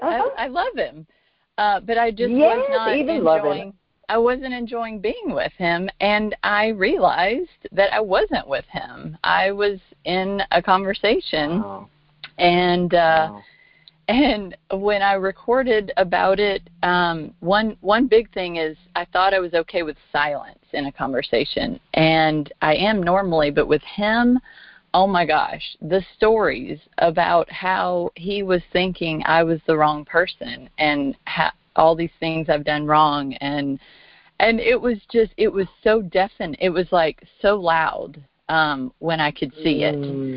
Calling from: Arkansas, United States; I'm actually in Arkansas.

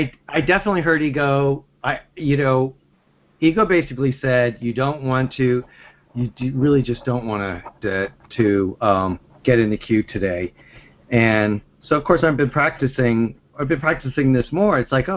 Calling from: Pennsylvania, United States; I'm calling from Pennsylvania.

